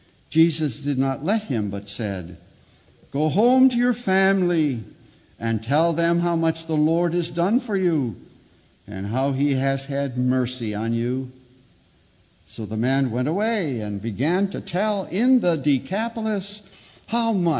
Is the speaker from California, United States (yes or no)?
no; Chicago, Illinois, United States; I'm a Chicagoan from way back